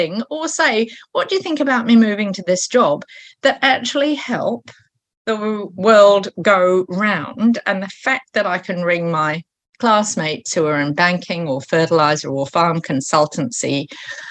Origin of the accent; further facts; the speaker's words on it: United Kingdom; now in New Zealand; I am British and I'm the daughter of a British Royal Naval officer